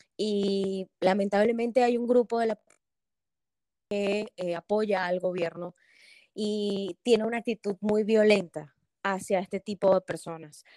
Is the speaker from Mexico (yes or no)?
no; Venezuela; moved away as an adult; now in Atlanta, United States; yo, como sabes, ya soy de Venezuela.